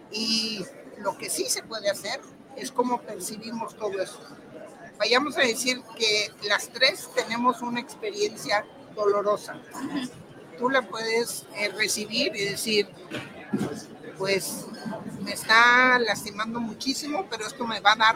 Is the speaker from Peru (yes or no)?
no; Guadalajara, Jalisco, Mexico; now in England; De aquí de Guadalajara. Vivo en Inglaterra porque me casé con un inglés. Vivo allá, pero soy orgullosamente jalisciense